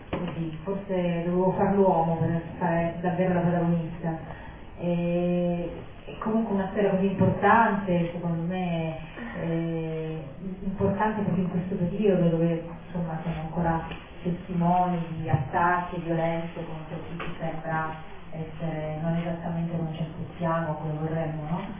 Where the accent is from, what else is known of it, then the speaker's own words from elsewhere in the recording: Venezuela; born there; io non sono nata a Monica, sono nata in Venezuela però appunto mio papà è di Modica, mia mamma è di Torino